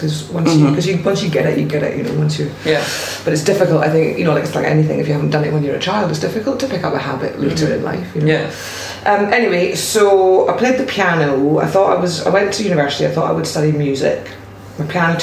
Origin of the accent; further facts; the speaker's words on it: Orkney, Scotland, United Kingdom; I grew up in Orkney